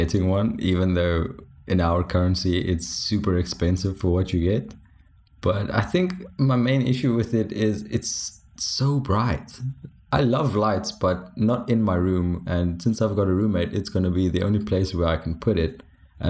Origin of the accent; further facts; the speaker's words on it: South Africa; first language Afrikaans; English is a second language; speaking English, which is surprising for Afrikaans guys with terrible English accents. I did realize my accent goes all over the place, but I take no responsibility for that.